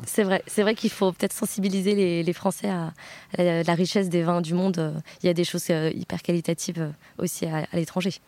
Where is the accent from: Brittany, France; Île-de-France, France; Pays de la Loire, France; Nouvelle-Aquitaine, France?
Nouvelle-Aquitaine, France; Bordeaux; also born or lived in Switzerland / Düsseldorf, Germany / Berlin, Germany; je viens de Bordeaux. J'ai grandi à Bordeaux